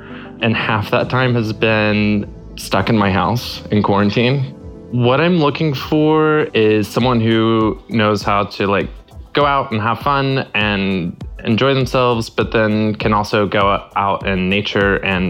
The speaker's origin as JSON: {"language": "English", "region": "Texas", "country": "United States", "moved": "as an adult", "lives_now": "Los Angeles, United States", "said": "I'm 36 years old, and I'm originally from Texas, but I've lived in Los Angeles for about 8 years now."}